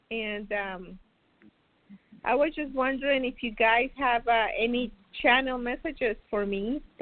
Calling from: Florida, United States; I'm calling from Florida.

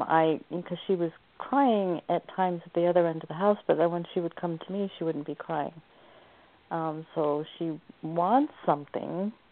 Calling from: Oregon, United States

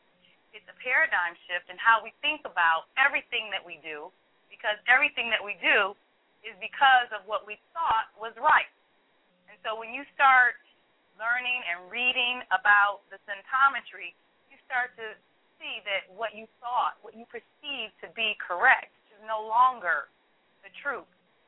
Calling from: Cleveland, Ohio, United States; I'm calling from Cleveland, Ohio.

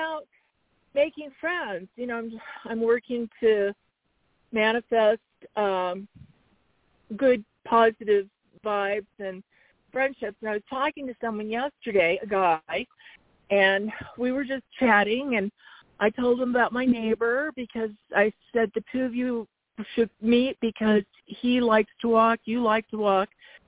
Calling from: Arizona, United States

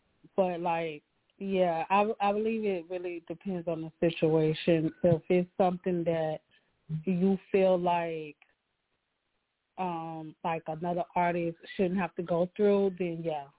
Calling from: Florida, United States; I'm calling from Florida.

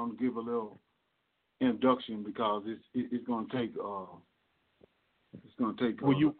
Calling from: Louisiana, United States; I'm calling from Louisiana.

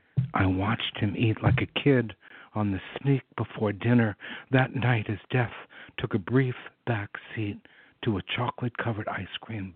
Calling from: San Francisco, California, United States; I'm calling from the Bay Area. I live in San Francisco.

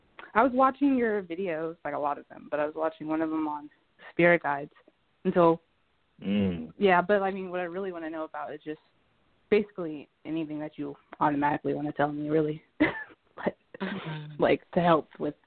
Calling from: Oregon, United States; I'm calling from Oregon right now.

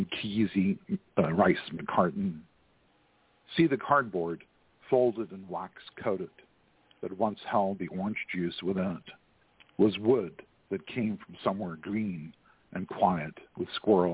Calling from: Houston, Texas, United States; I'm calling from Houston, Texas

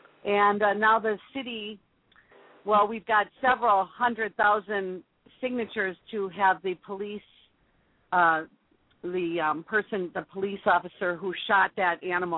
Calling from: Milwaukee, Wisconsin, United States; I'm calling from Milwaukee, Wisconsin, United States.

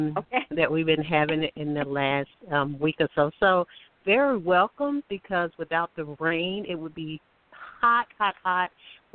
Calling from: Alabama, United States; and I'm calling from Alabama.

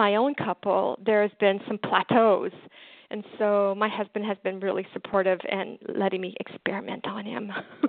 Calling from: Canada; I'm calling

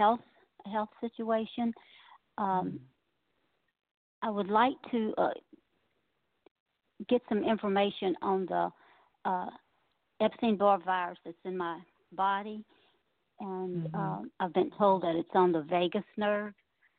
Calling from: Louisiana, United States; Hello, this is … from Louisiana.

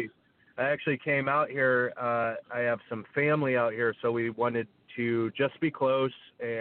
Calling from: Santa Barbara, California, United States; I'm calling from Santa Barbara, California. It's where I am right now, have been since March.

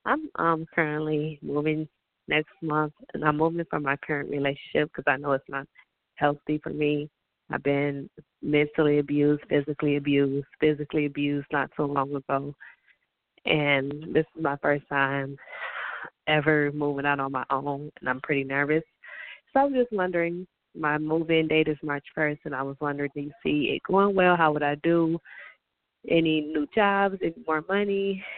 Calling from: Detroit, Michigan, United States; I'm calling from Detroit.

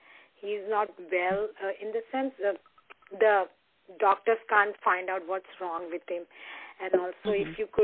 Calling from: Connecticut, United States; Yeah, I'm calling from Connecticut

